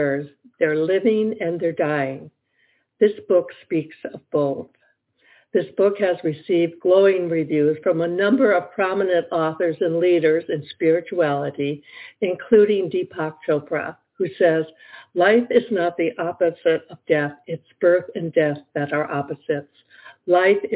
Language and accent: English; Detroit, Michigan, United States; I grew up in Detroit, Michigan